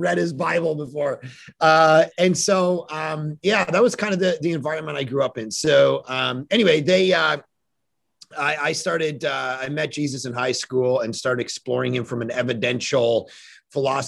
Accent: Toronto, Ontario, Canada; moved away as an adult; now in Vancouver, Canada; I grew up in Toronto, just outside of Toronto, and born and raised kind of in this non-Christian environment

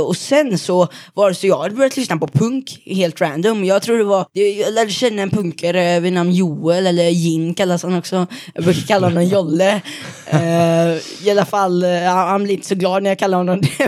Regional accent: Mölnlycke, Västra Götaland, Sweden; kommer från Mölnlycke

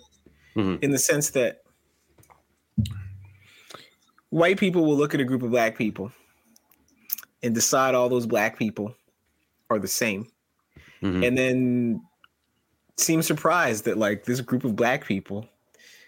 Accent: Mississauga, Ontario, Canada; also born or lived in Toronto; we grew up in Southern Ontario, like near the border.

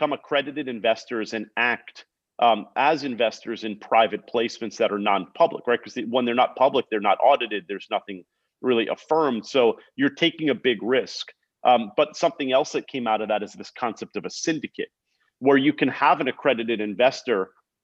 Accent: Long Island, New York, United States; also born or lived in San Francisco; I'm from Long Island.

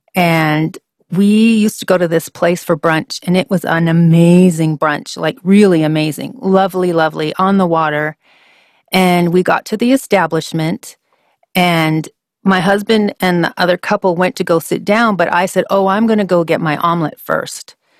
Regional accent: Vancouver, British Columbia, Canada; moved away as an adult; also born or lived in Washington State / Alpharetta, Georgia; I grew up in Vancouver, Canada

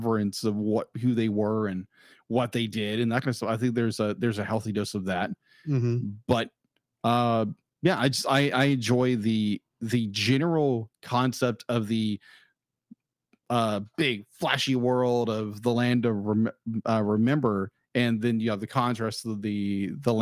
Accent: United States; being an American

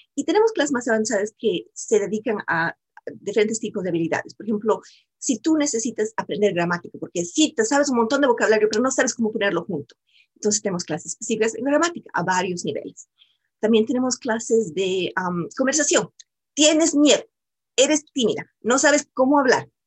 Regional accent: Bolivia; moved away as an adult; now in United States; yo soy también de Bolivia, yo soy sudamericana y yo también vine aquí a los Estados Unidos y aprendí inglés. vine cuando estaba muy joven, cuando estaba comenzando la universidad.

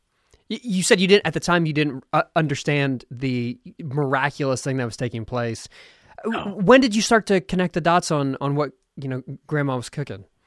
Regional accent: Philadelphia, Pennsylvania, United States; now in Austin, United States; I was born in Philadelphia

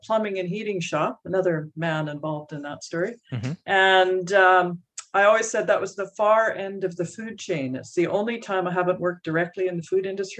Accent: Surrey, British Columbia, Canada; also born or lived in Winnipeg, Manitoba; I am from originally Winnipeg, actually, where many people are from Winnipeg. But my parents moved me to British Columbia when I was two. So I've been more or less grown up.

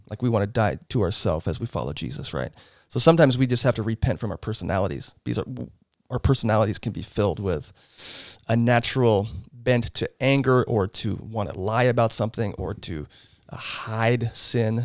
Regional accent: Portland, Oregon, United States; moved away; I grew up in Southeast Portland. Um, lived there, uh, until I was nineteen

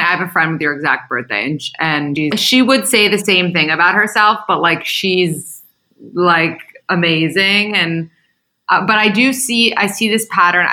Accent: New York City, New York, United States; I live in New York City. I'm from New York City too

